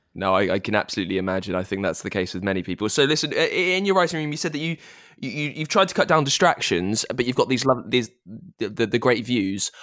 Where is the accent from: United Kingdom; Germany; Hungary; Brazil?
United Kingdom; I'm a Brit